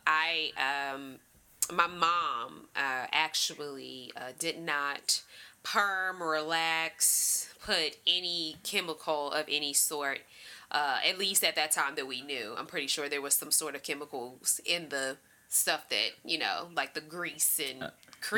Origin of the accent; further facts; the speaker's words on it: Washington, District of Columbia, United States; growing up in Washington, D.C.